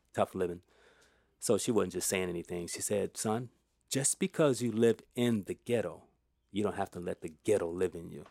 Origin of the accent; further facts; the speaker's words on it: Elgin, Illinois, United States; I'm an Elgin knight, you know, so I was, wasn't born in Elgin, but I was raised in Elgin all of my life.